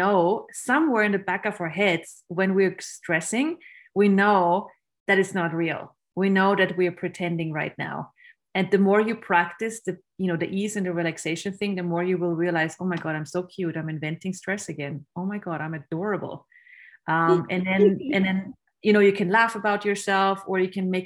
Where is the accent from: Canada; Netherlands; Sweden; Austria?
Austria; I grew up in Austria, which is a country where you learn to be very efficient and very judgmental